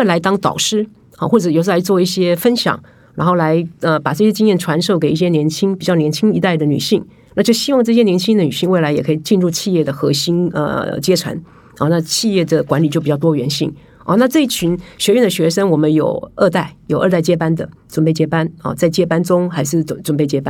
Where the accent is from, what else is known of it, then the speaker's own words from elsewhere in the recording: Taiwan; 因为毕竟我是台湾人，可是我常年在法商工作。